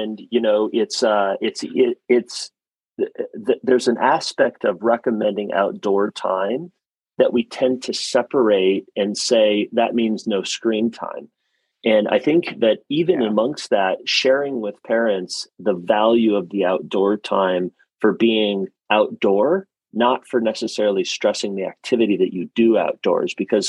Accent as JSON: {"language": "English", "region": "South Dakota", "country": "United States", "tie": "born or raised there", "also_born_or_lived": "Ohio", "said": "I froze my nose and my toes a lot growing up in South Dakota and Ohio."}